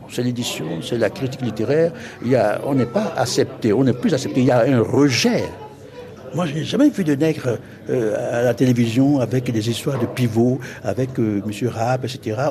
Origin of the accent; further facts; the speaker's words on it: Ouidah, Atlantique, Benin; moved away as an adult; also born or lived in Normandy, France; dans mon pays, dans ma ville natale, Glehoué, c'est-à-dire Ouida